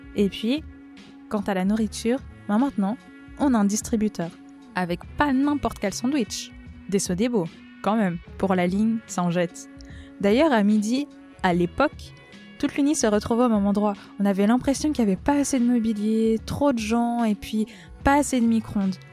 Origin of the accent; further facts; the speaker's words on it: Valais, Switzerland; je suis valaisanne